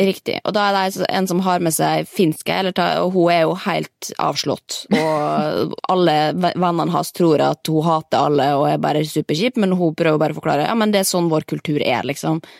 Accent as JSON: {"language": "Norwegian", "country": "Norway", "said": "vi er jo nordmenn"}